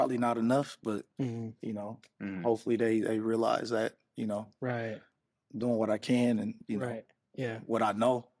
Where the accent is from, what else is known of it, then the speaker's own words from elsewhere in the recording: Oakland, California, United States; growing up in Oakland